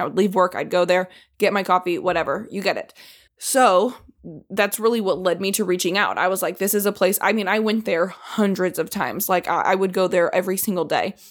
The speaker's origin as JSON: {"language": "English", "region": "Indiana", "country": "United States", "tie": "born or raised there", "said": "Growing up in Indiana"}